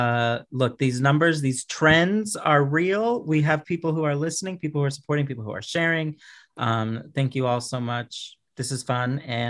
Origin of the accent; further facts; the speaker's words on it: Houston, Texas, United States; moved away as an adult; also born or lived in Florida; now in Arkansas, United States; Originally, I am from Houston, Texas. That's where I was born and raised. I'm a Texas person. And then moved to Florida for a moment, moved back to Texas for a moment, and now I've been here in Arkansas for the last, like, 6 years.